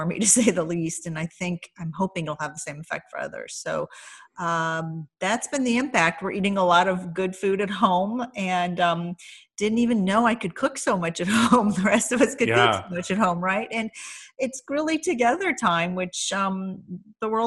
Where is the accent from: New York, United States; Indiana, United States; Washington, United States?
Indiana, United States; also born or lived in Iran; I grew up in Indiana